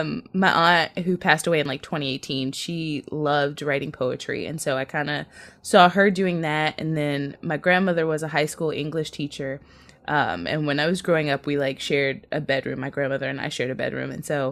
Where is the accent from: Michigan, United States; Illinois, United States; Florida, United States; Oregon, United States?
Illinois, United States; Chicago; and I'm from Chicago